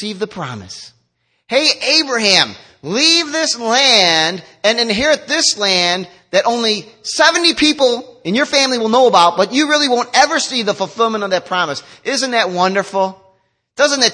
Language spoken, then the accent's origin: English; United States; we're so American too.